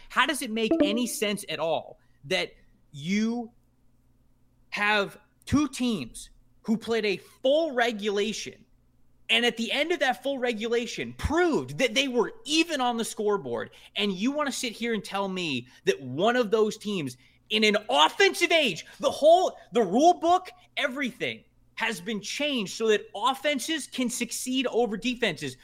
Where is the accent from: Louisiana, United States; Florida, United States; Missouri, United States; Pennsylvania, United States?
Florida, United States; Tampa; I'm from Tampa